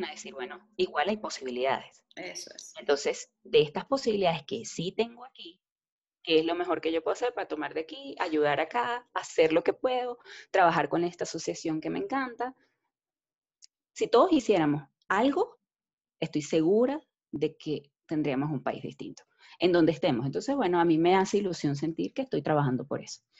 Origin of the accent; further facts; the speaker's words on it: Venezuela; moved away; Quizás más nunca vuelva a Venezuela, quizás nunca haga nada por Venezuela, pero sigo siendo venezolano y eso es lo que importa.